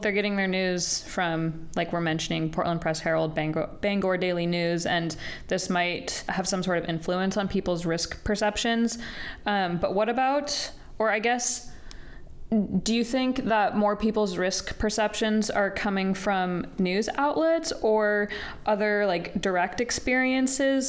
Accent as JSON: {"language": "English", "region": "Colorado", "country": "United States", "tie": "born or raised there", "moved": "as an adult", "said": "I grew up in Colorado for the first 18 years of my life"}